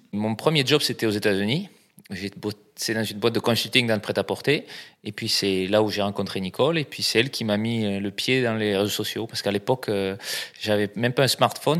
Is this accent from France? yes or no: yes; south-west France, France; also born or lived in Brazil; now in Paris, France; ça s'entend aussi, euh, je viens du, sud-ouest